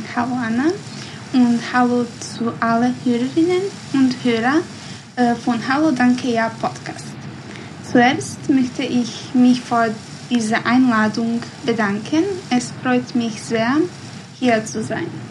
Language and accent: German; Bosnia & Herzegovina; first language Bosnian; German is a second language; meine Muttersprache ist, ist Bosnisch